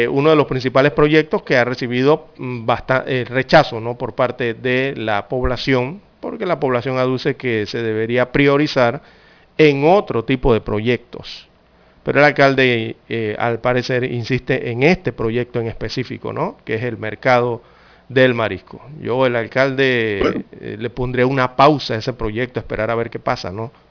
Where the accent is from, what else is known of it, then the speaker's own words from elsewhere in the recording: Arraiján, Panamá Oeste, Panama; Porque soy de Arraiján.